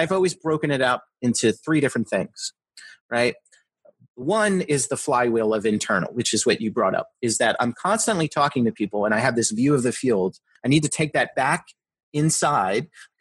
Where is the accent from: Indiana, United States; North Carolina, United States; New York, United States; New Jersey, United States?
New Jersey, United States; also born or lived in outside Philadelphia, Pennsylvania; now in Philadelphia area, United States; where I grew up in Jersey